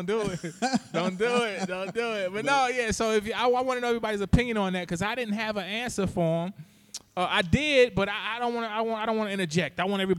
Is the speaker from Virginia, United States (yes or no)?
yes; Hampton, Virginia, United States; my hometown, Hampton, Virginia, the home of great such as Allen Iverson, Michael Vick.